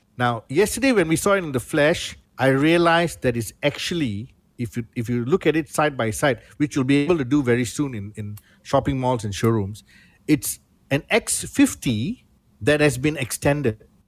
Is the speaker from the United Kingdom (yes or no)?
no; Malaysia; I'm Malaysian.